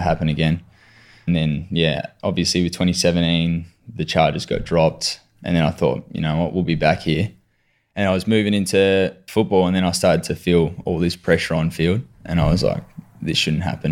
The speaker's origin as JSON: {"language": "English", "town": "Adelaide", "region": "South Australia", "country": "Australia", "tie": "born or raised there", "also_born_or_lived": "Mitcham, Victoria", "lives_now": "Victoria, Australia", "said": "I was born in Mitcham, so over here in Victoria, and then moved over to Adelaide for dad's work when I was eight"}